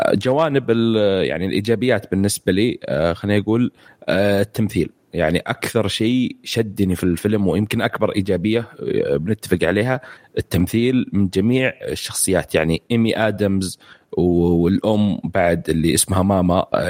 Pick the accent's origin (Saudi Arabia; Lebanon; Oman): Saudi Arabia; عندنا في السعوديه